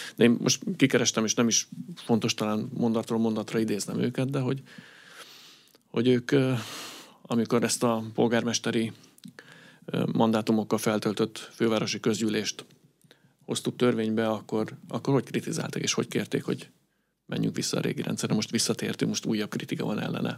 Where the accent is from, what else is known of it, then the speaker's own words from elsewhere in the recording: Budapest, Hungary; én a külvárosban nőttem fel